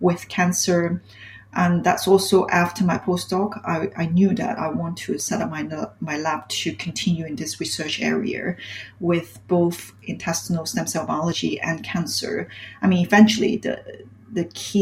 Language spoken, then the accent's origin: English; Hong Kong; moved away as an adult; now in London, United Kingdom; I came from Hong Kong originally.